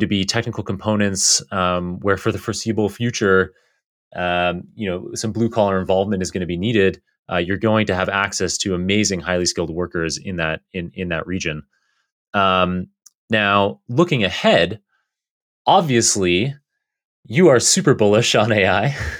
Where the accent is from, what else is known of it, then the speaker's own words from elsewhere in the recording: Canada; now in United States; growing up in Canada or living now in the U S